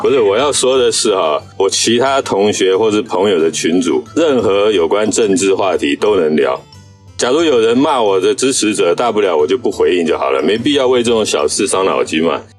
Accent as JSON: {"language": "Chinese", "country": "Taiwan", "said": "那我们台湾人要花很多钱呢，去买他的武器啊。"}